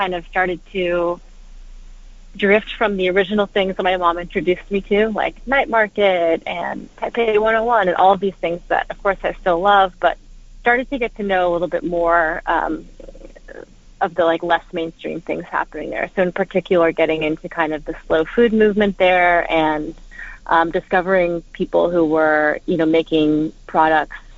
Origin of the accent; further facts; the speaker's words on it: Houston, Texas, United States; now in New York, United States; I grew up in Houston.